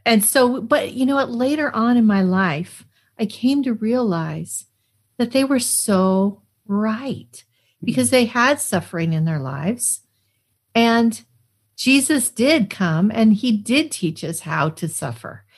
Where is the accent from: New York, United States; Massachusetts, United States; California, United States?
Massachusetts, United States; Arlington; also born or lived in Cheyenne, Wyoming, United States; I grew up near Boston